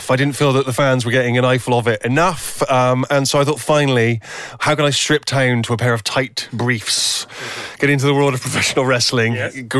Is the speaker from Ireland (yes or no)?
no; England, United Kingdom; and I think I thought, well, what is what am I? I'm an English writer